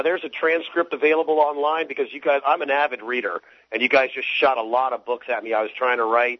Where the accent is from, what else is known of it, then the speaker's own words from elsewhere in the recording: Florida, United States; I live in Florida. I've been down here all my life.